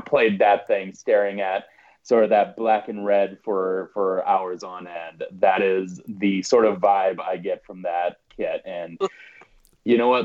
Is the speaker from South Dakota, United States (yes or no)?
yes; South Dakota, United States; moved away; also born or lived in Washington, District of Columbia, United States; I was born and raised in South Dakota uh, lived in DC for about 10 years